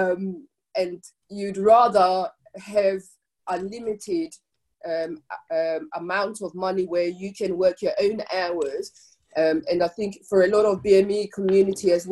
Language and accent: English; Zimbabwe; now in United Kingdom; as a Black African person born in Zimbabwe, I'm still Zimbabwean, but I'm also British